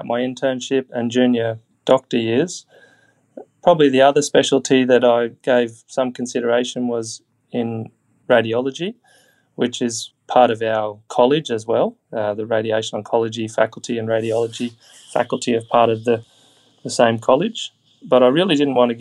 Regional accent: Brisbane, Queensland, Australia; moved away as an adult; now in Lismore, Australia; I'm a Queenslander. I grew up in Brisbane, went throughout school in Queensland.

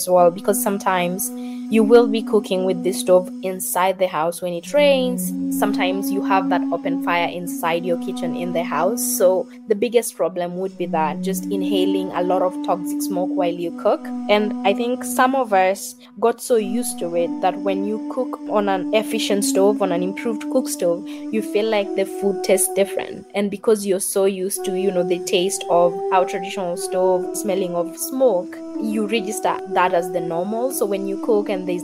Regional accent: Nairobi, Kenya; I grew up in Mukuru, one of the biggest slums here in Nairobi

